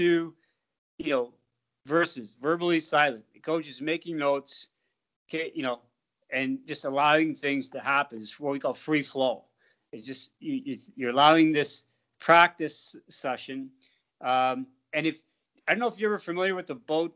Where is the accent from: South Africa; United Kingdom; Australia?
South Africa; moved away; I was brought up in South Africa